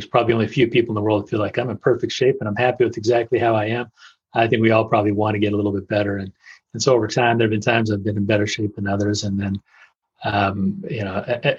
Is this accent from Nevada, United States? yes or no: yes; Las Vegas, Nevada, United States; moved away as an adult; also born or lived in Russia / Chicago / California; I grew up actually in Las Vegas